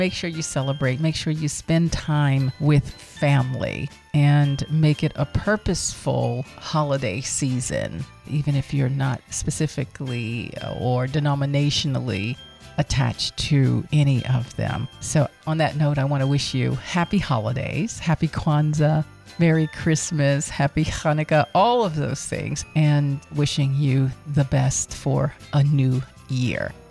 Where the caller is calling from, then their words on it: Atlanta, Georgia, United States; I'm calling from Atlanta, Georgia